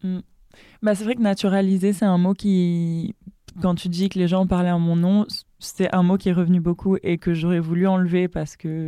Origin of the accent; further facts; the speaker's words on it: Dakar, Senegal; moved away as an adult; now in France; je suis moi aussi née à Dakar, donc en 99. et j'ai grandi à Dakar